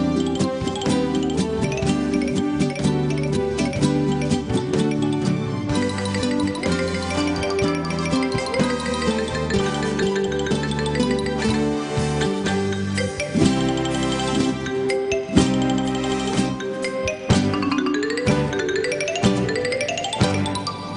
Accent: Nashville, Tennessee, United States; We're from Nashville, Tennessee

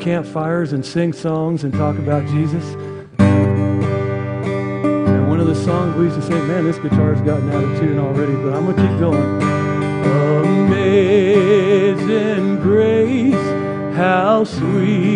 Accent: United States; I'm an American Protestant

